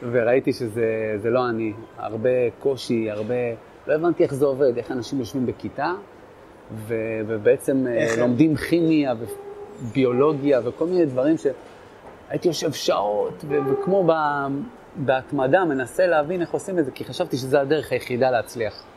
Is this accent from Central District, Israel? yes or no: yes; Netanya, Central District, Israel; moved away; also born or lived in Kiryat Shmona; אני במקור מנתניה